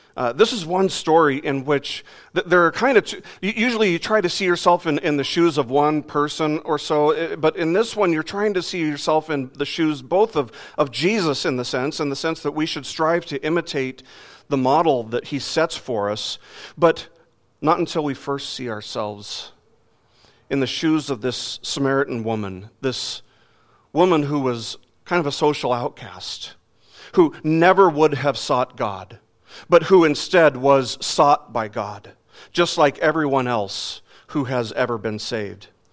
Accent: Las Vegas, Nevada, United States; growing up in Las Vegas

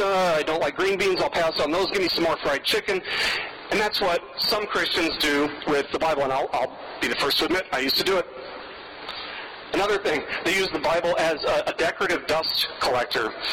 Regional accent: Las Vegas, Nevada, United States; moved away; I grew up in Las Vegas and I worked in the casinos in Las Vegas for a long time

